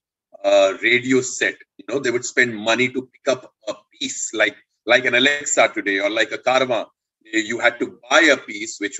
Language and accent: English; Indore, Madhya Pradesh, India; I grew up in Madhya Pradesh and Indore